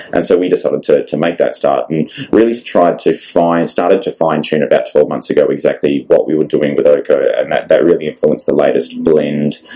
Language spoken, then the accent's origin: English; Australia; we're a massive island nation